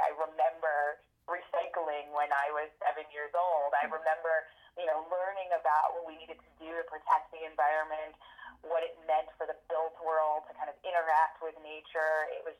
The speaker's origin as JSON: {"language": "English", "country": "Germany", "tie": "born or raised there", "said": "I grew up in Germany when I was a child. My father was a Fulbright professor."}